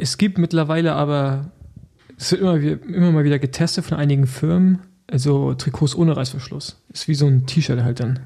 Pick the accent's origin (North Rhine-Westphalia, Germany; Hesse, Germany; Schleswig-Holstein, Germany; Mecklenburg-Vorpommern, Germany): Mecklenburg-Vorpommern, Germany; Rostock; now in Berlin, Germany; ich bin ja eigentlich noch äh, Rostocker, aber natürlich zugezogener Berliner